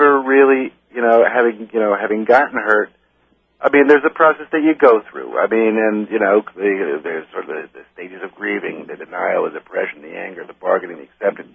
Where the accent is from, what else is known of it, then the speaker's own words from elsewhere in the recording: New York City, New York, United States; I'm originally I'm from New York City. I was born in the Bronx